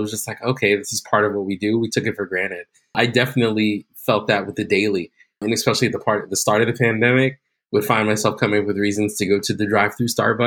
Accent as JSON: {"language": "English", "region": "New York", "country": "United States", "tie": "born or raised there", "also_born_or_lived": "Grenada / Long Island", "said": "I grew up in New York"}